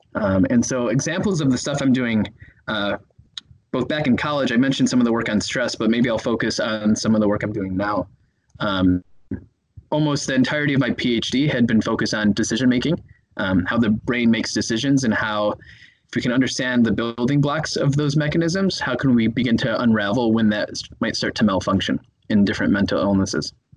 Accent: Chicago, Illinois, United States; moved away as an adult; now in Minneapolis, United States; I'm from Chicago, Illinois

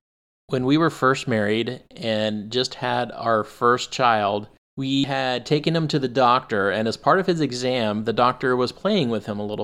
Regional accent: Arizona, United States; I grew up in Arizona

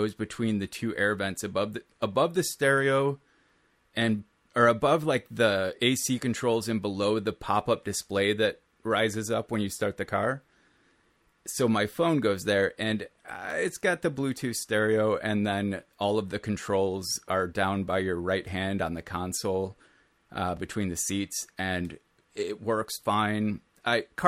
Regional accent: Minnesota, United States; I am from Minnesota

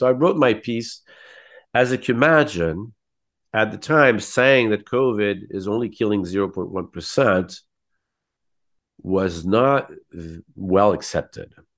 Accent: San Francisco, California, United States; now in Paris, France; I was born in San Francisco

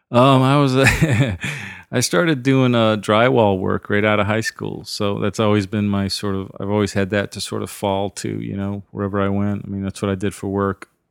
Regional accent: southern Maine, United States; now in Nashville, United States; I grew up in a little tiny sort of mill town in, uh, southern Maine. right on the New Hampshire border

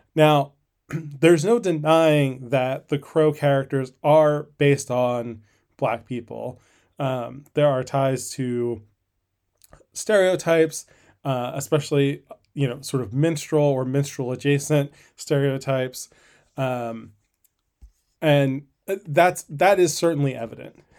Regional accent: Northeast, United States; when I was a kid growing up in the Northeast

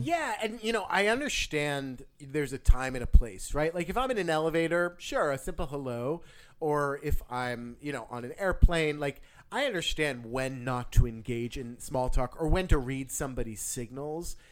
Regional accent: New Jersey, United States; I'm from New Jersey

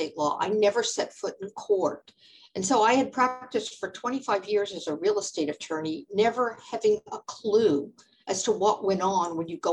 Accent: Florida, United States; moved away as an adult; also born or lived in New York; I grew up in Florida and I had moved to New York

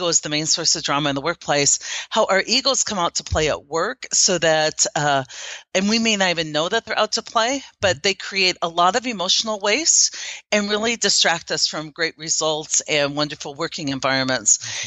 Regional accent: Iowa, United States; moved away as an adult; also born or lived in Germany; now in Omaha, United States; I grew up in a very small town in Iowa, a farming community

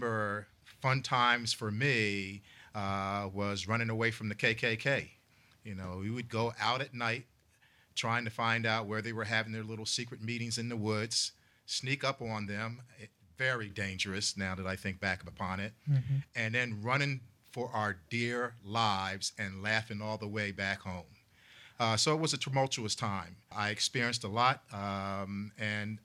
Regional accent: New Jersey, United States; I grew up in South Jersey

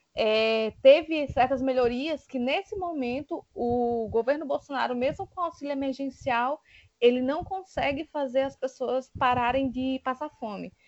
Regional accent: Pombal, Paraíba, Brazil; now in João Pessoa, Brazil; Pombal, que é a minha cidade natal

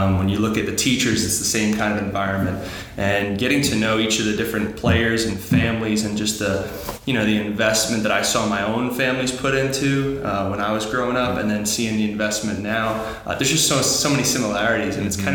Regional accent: New York, United States; So I'm from New York originally. Went to school at Fordham University. I grew up playing soccer on Long Island.

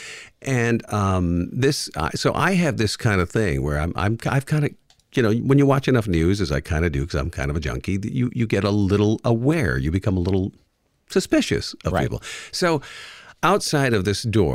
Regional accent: Canada; now in Detroit, United States; I'm from Canada

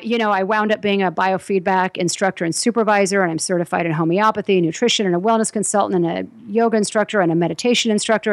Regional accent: Southern California, United States; growing up in Southern California

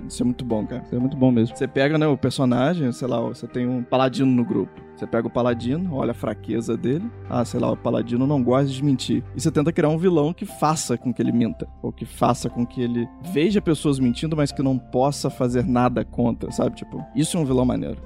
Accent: Rio de Janeiro, Brazil; moved away as an adult; now in Curitiba, Brazil; vim lá do Rio de Janeiro, pra cá pra Curitiba

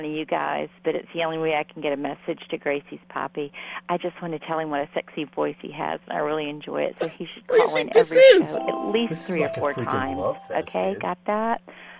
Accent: United States; now in Canada; I am not Canadian. I am just American stuck here. Although next year I will be technically Canadian. Because my citizenship will allegedly go through.

